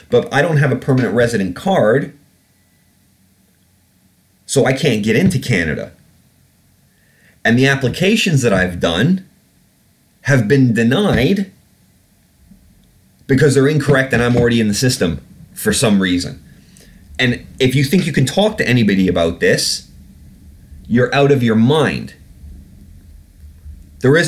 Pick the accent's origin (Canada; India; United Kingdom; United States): United Kingdom; I'm British? I'm a British citizen.